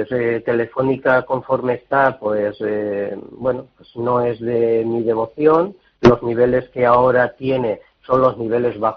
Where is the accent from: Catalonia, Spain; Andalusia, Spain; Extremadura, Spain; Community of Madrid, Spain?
Community of Madrid, Spain; Madrid; de Madrid.